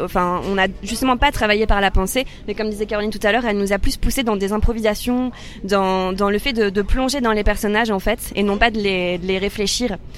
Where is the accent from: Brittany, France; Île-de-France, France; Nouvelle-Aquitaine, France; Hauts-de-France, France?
Hauts-de-France, France; Soissons; En Picardie, à Soissons, enfin dans un petit village à côté de Soissons, dans la forêt.